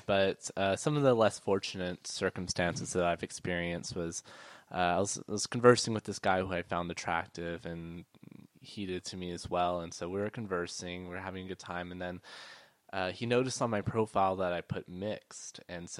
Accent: Brady, United States; growing up in Brady was the fact that we were the only Asian American family in our hometown, and I didn't come out at the time, but I was gay.

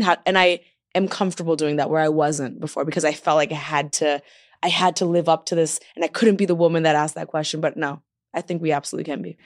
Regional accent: Toronto, Ontario, Canada; moved away as an adult; now in Los Angeles, United States; I'm from Toronto, I moved to L

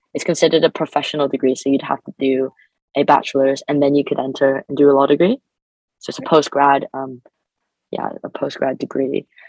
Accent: Canada; moved away as an adult; now in Birmingham, United Kingdom; I'm an international student, so I'm from Canada.

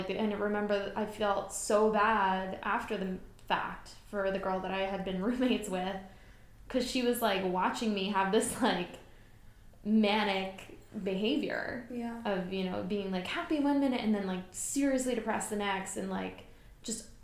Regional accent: Philadelphia, Pennsylvania, United States; I'm from Philly. I was born and raised just outside of Philly, and then I moved into the city after high school

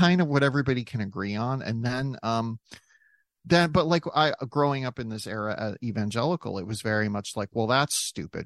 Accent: South Dakota, United States; Growing up in South Dakota, we did not have recycling

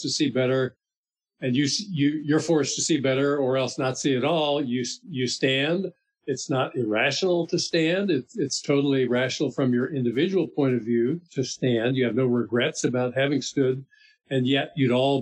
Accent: Miami, Florida, United States; moved away; I grew up in Miami, Florida

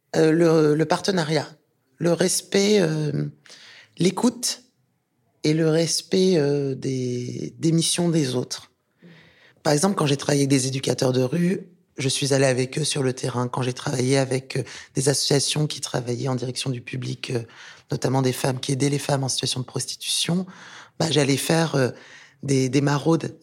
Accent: France; also born or lived in Rabat, Morocco / Tangier, Morocco / Thouars, Deux-Sèvres, France; Donc je suis née à Rabat et j'ai grandi à Tanger, qui est une magnifique ville euh, très cosmopolite euh, dans le nord du Maroc. Et je suis venue en France parce que ma mère était prof d'anglais

